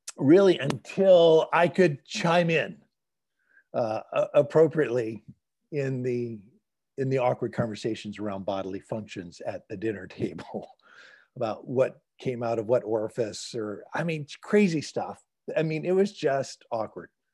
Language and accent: English; the South, United States; moved away as an adult; now in California, United States; I grew up in the South